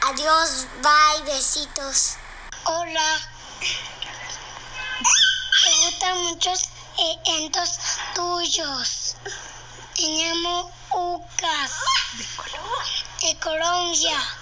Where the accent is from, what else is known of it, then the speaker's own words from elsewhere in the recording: Chile; now in Santiago, Chile; De Chile soy y de Santiago vivo yo.